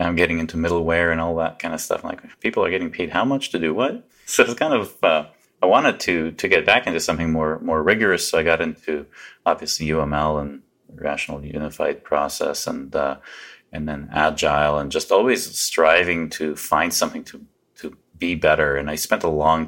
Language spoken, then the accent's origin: English; Canada; also born or lived in Poland / Vancouver, Canada; we ended up in Canada trying to escape the regimes behind the Iron Curtain. So I pretty much consider myself Canadian. I've been here since I was a little boy